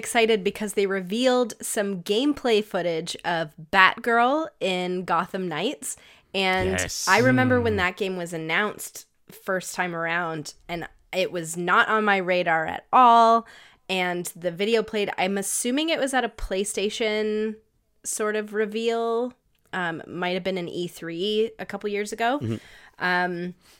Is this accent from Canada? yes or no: yes; Canada; But we're Canadian, cool.